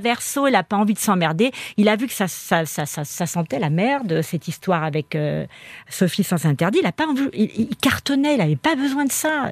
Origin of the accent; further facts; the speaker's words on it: Spain; je suis espagnole